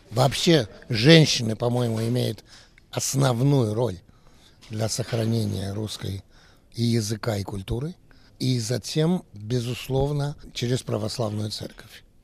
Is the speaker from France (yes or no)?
yes; France; born there; Так что вот и устроились во Франции, я родился во Франции.